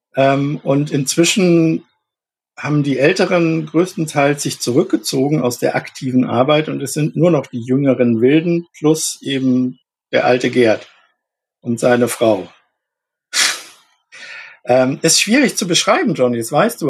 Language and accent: German; Munich, Bavaria, Germany; moved away as an adult; also born or lived in Berlin; now in Hamburg, Germany; Ich bin in München geboren und aufgewachsen